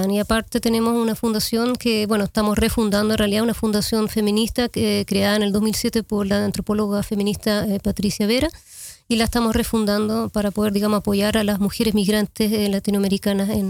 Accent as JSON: {"language": "Spanish", "country": "Chile", "tie": "born or raised there", "also_born_or_lived": "Amsterdam, Netherlands", "said": "yo soy eh, chilena holandesa, yo nací en Amsterdam y a los 10 años me fui a vivir a Chile y ahí vi 19 años eh, para volver en el 2005"}